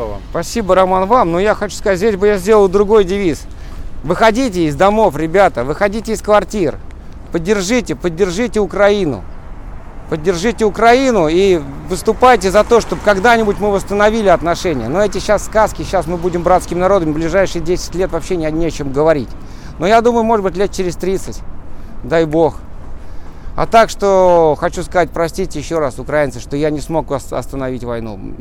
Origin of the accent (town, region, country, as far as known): Russia